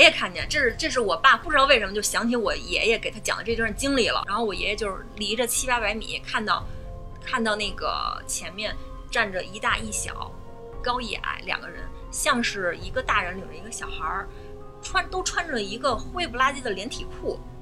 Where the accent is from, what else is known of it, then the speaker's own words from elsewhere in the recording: Beijing, China; 我其实是就是土生土长的石景山人，我从小在石景山出生，长大上学